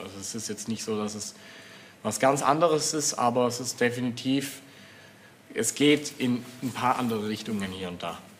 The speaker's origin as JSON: {"language": "German", "area": "Swabian Jura", "region": "Baden-Württemberg", "country": "Germany", "tie": "born or raised there", "said": "meine Heimat, die Splendor of Nature, für, die, für den Albtrauf und so und die Schwäbische Alb"}